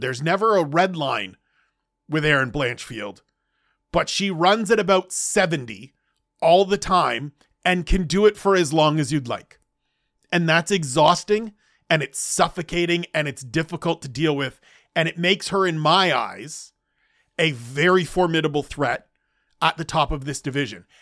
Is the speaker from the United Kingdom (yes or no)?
no; Canada; I'm Canadian, first and foremost